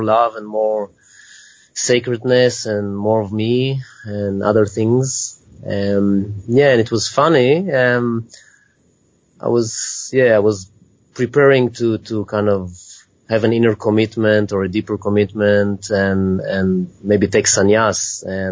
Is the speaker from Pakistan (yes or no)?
no; Israel; moved away; I'm originally from Israel